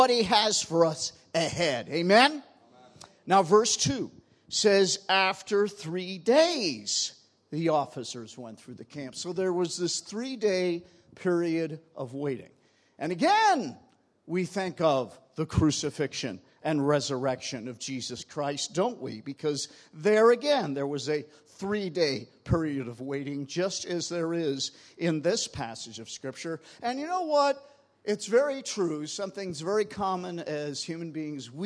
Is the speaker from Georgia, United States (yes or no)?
no; New York, United States; moved away; I'm originally from New York